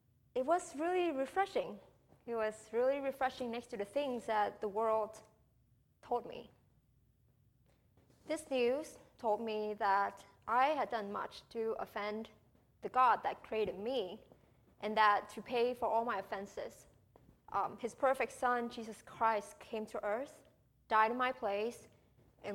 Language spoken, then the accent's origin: English; Vietnam; moved away as an adult; now in United States; I was born and raised in Vietnam for 18 years before I came to the U.S.